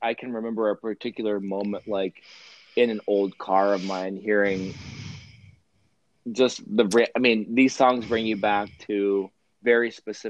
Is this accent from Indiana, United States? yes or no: no; Western Pennsylvania, United States; I grew up in Western Pennsylvania